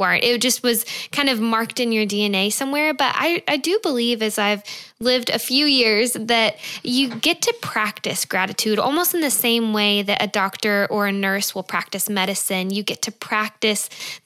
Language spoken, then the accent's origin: English; Georgia, United States; moved away as an adult; also born or lived in California; we are from Georgia. My husband Scott and I both are